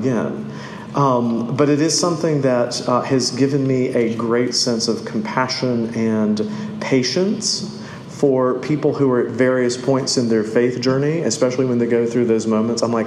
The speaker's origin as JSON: {"language": "English", "region": "the South", "country": "United States", "tie": "born or raised there", "said": "growing up in the South, Jesus was always part of everything"}